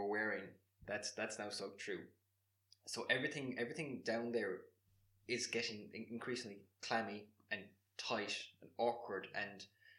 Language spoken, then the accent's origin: English; Ireland